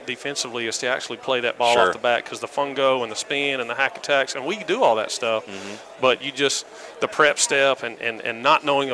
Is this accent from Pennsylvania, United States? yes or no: no; Alabama, United States; I'm from Alabama.